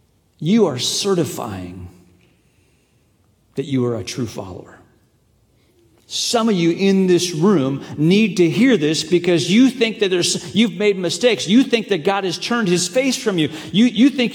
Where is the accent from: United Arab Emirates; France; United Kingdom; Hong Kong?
Hong Kong; moved away; I grew up in China, grew up in Hong Kong